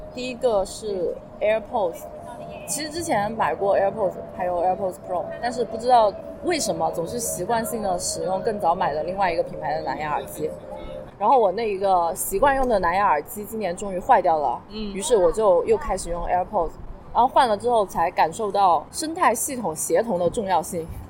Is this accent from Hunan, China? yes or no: yes; Hunan, China; now in Shanghai, China; 我身为一个湖南人